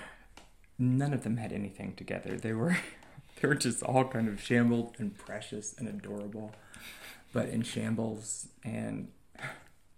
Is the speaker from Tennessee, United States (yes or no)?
yes; Oak Ridge, Tennessee, United States; I'm from Oak Ridge. We all speak to each other in the liquor store.